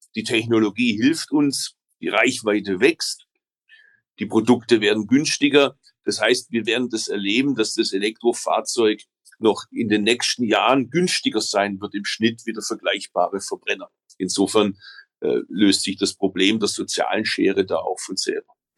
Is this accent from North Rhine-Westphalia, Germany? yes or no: no; Stuttgart, Baden-Württemberg, Germany; also born or lived in Berlin; bei uns in Stuttgart